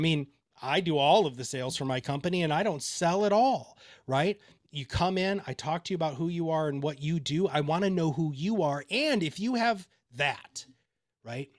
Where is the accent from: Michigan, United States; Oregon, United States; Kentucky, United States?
Michigan, United States; Kalamazoo; also born or lived in Dover, Delaware; I grew up in Kalamazoo, Michigan.